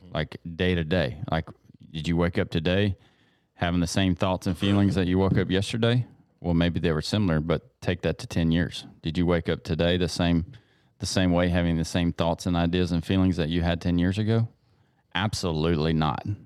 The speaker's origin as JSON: {"language": "English", "region": "East Texas", "country": "United States", "tie": "born or raised there", "said": "We grew up in East Texas, you're going to church when the doors are open"}